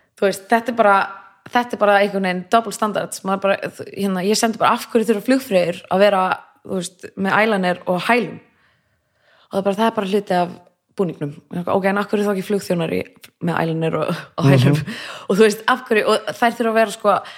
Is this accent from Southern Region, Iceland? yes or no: no; Reykjavík, Capital Region, Iceland; also born or lived in Kópavogur; ólst upp fyrst í Vesturbænum í Reykjavík og svo flytti ég í Kópavög